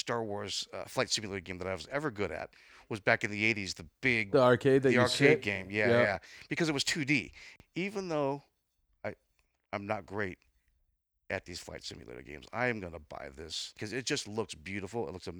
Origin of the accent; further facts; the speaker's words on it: California, United States; now in Nashville, United States; well, we're in Nashville now, but in my home state of California.